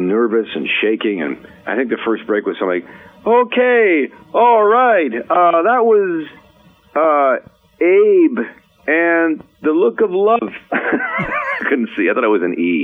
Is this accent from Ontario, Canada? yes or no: yes; Peterborough, Ontario, Canada; also born or lived in Vancouver; now in Los Angeles, United States; I remember growing up in Peterborough, Ontario